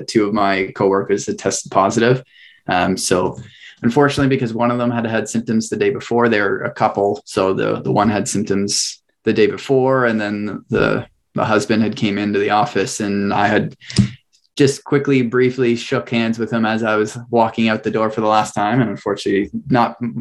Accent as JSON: {"language": "English", "region": "Northern Ontario", "country": "Canada", "tie": "born or raised there", "moved": "yes", "lives_now": "Oshawa, Canada", "said": "I grew up in Northern Ontario"}